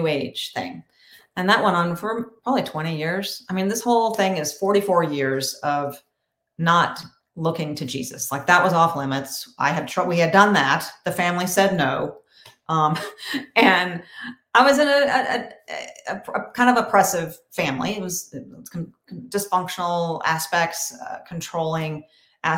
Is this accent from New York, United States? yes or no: no; Murfreesboro, Tennessee, United States; also born or lived in Boston / Nashville; I'm from Murfreesboro near Nashville